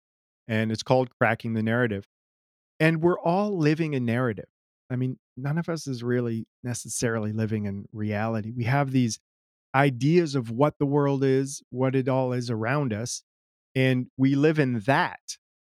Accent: United States; also born or lived in Germany; I don't know that I identified very much as American growing up. My mom was German. We spent time in Germany

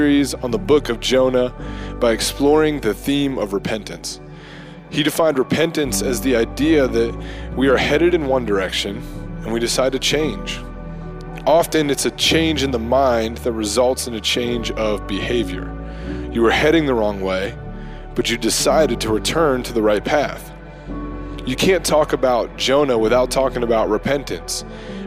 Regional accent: Bridgeport, West Virginia, United States; my hometown of Bridgeport

